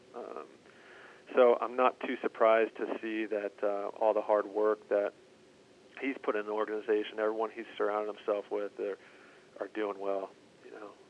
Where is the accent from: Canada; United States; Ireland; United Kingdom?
United States; Southern California; moved away as an adult; how I was brought up in Southern California